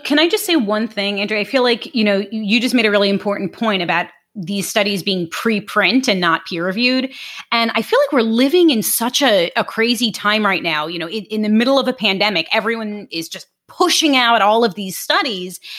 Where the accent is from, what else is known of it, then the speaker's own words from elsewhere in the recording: New York City, New York, United States; moved away as an adult; also born or lived in Long Island; now in Jupiter, United States; I am from Brooklyn originally, Brooklyn, New York, specifically South Brooklyn